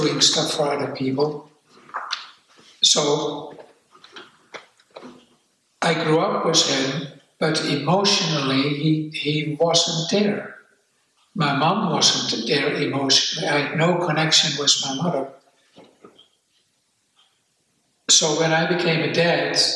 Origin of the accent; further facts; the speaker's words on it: Netherlands; English is a second language; moved away as an adult; also born or lived in Amsterdam; now in New Zealand; I escaped to New Zealand after I grew up in Holland